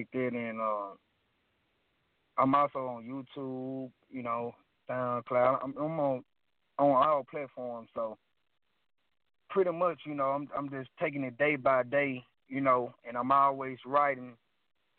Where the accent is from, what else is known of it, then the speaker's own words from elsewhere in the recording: Mississippi, United States; I was born and raised in Mississippi